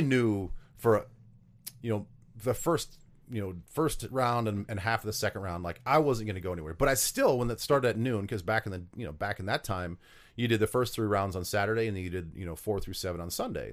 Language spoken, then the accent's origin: English; Vermillion, South Dakota, United States; moved away as an adult; my hometown of Vermillion